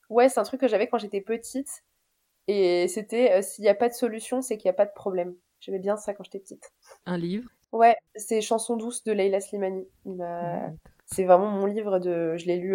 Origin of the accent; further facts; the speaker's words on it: Tunisia; now in Paris, France; Bah moi, euh, en tant que vraie Tunisienne, je vais dire l'amlochria.